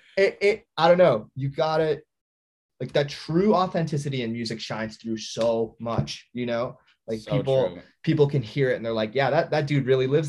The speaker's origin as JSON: {"language": "English", "region": "Midwest", "country": "United States", "said": "Like I'm from the Midwest, I'm not even cool, you know what I mean?"}